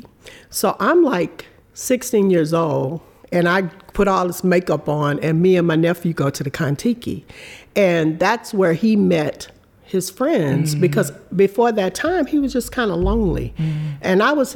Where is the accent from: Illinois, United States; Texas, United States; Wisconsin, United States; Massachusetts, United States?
Texas, United States; Galveston; moved away as an adult; also born or lived in Los Angeles, California; I was from Texas